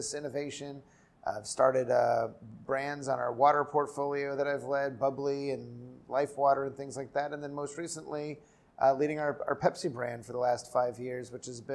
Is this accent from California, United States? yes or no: yes; Southern California, United States; moved away as an adult; also born or lived in Chicago / New Haven; So I grew up in Southern California